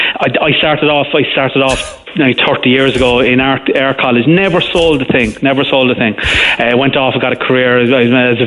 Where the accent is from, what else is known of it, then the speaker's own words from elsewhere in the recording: Cork, Munster, Ireland; I grew up in Farnray